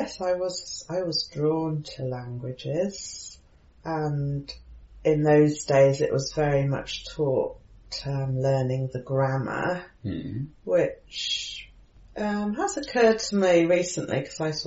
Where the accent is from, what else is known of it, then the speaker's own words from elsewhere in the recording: North Wales, United Kingdom; first language English; I grew up in North Wales, but with English parents, so we spoke English at home